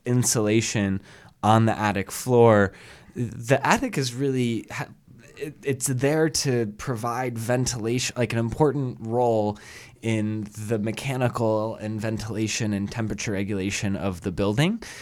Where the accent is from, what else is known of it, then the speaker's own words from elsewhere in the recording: Atlanta, Georgia, United States; now in Chicago, United States; I grew up in Atlanta